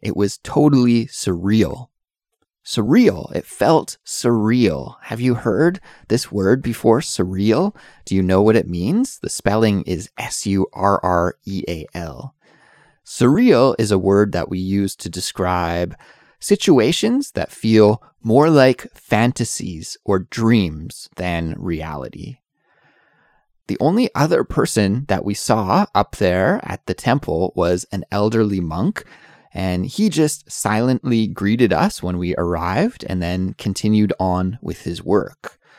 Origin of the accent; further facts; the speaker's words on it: Canada; now in South Korea; I'm an English teacher who's originally from Canada, but I currently live in South Korea